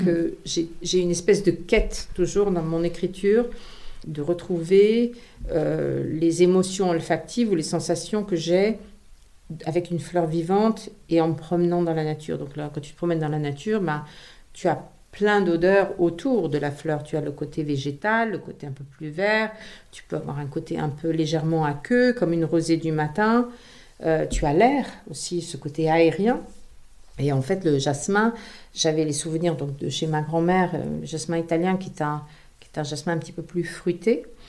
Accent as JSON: {"language": "French", "town": "Grasse", "region": "Provence-Alpes-Côte d'Azur", "country": "France", "tie": "born or raised there", "also_born_or_lived": "Paris", "moved": "as an adult", "said": "j'ai grandi à Grasse"}